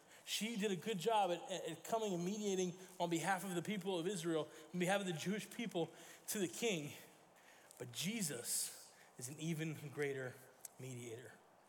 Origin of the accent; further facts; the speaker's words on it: Italy; I grew up in Italy, and so our student ministry was in Italy, it was in Italian